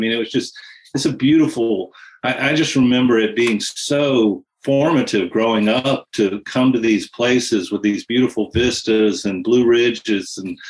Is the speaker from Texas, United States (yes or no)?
no; the Piedmont, central North Carolina, United States; I grew up in the Piedmont, the central part of North Carolina, which is a great place to put cities.